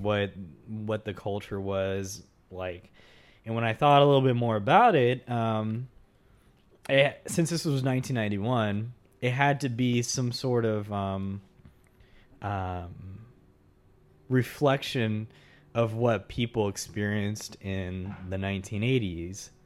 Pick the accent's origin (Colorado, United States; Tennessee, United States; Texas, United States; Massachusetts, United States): Texas, United States; I grew up in Texas as well. I, I've been in Texas most of my life